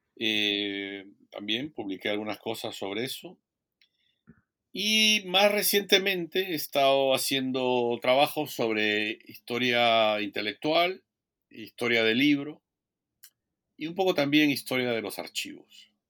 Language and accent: Spanish; Peru; moved away as an adult; also born or lived in Minnesota, United States; now in Oregon, United States; soy historiador peruano, formado en la Universidad eh, Nacional Federico Villarreal y la Pontificia Universidad Católica del Perú